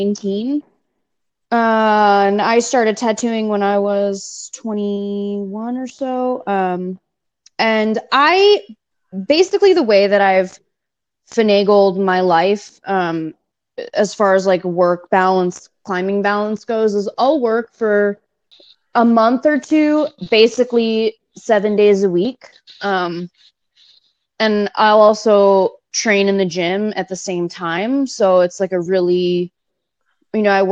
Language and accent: English; New York City, New York, United States; moved away as an adult; now in Richmond, United States; I was born and raised in New York City. I lived there till I was 25. And then I moved to Richmond, Virginia.